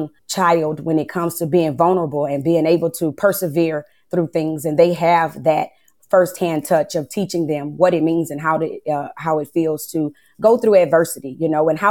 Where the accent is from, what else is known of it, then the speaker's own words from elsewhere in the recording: Lake Charles, Louisiana, United States; I'm from Lake Charles, Louisiana